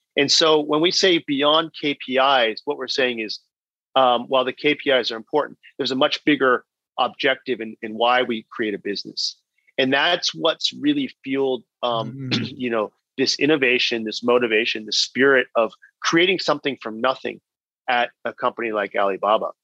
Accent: Bay Area, California, United States; born or raised there; moved away as an adult; also born or lived in China

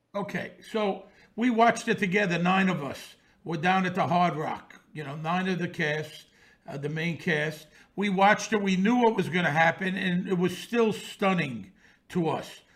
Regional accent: New York City, New York, United States; born or raised there

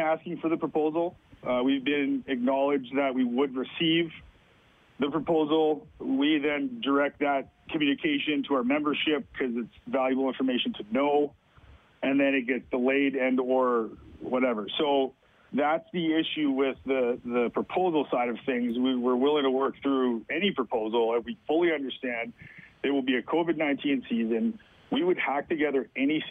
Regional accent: Edmonton, Alberta, Canada; when I was growing up in Edmonton, I remember all the people that I grew up watching

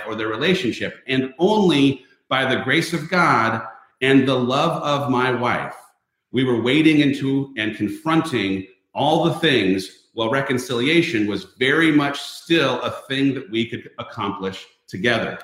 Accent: Southern California, United States; I, as a person who was born and raised in a super homogenous community. I grew up in Southern California in a town where everyone looked the same

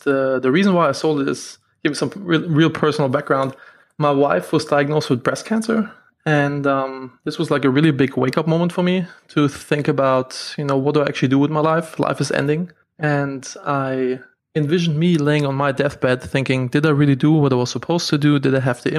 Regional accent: Germany; moved away as an adult; now in United States; I'm from Germany originally

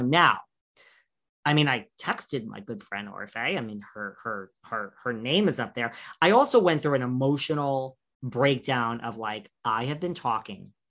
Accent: New York, United States; I'm from New York

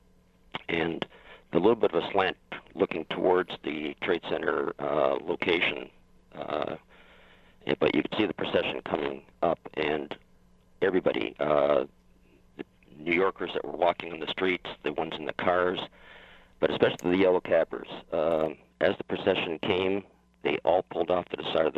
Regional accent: Windsor, Ontario, Canada; I was born and raised in Windsor, just outside of Detroit

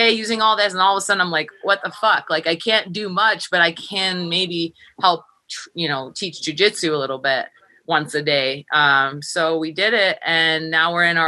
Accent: Los Angeles, California, United States; moved away as an adult; also born or lived in Minnesota; now in Colorado, United States; I'm from

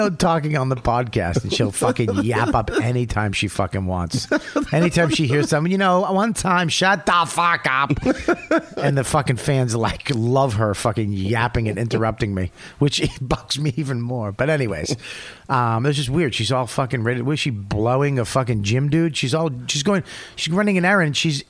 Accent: Paramus, New Jersey, United States; Where you from? I'm from Paramus.

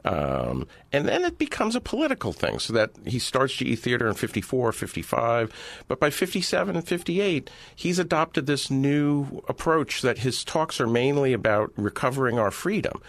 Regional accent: California, United States; I grew up in Reagan's California.

